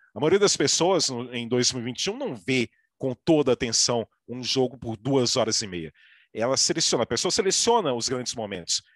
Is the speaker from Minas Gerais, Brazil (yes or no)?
yes; Minas Gerais, Brazil; eu sou mineiro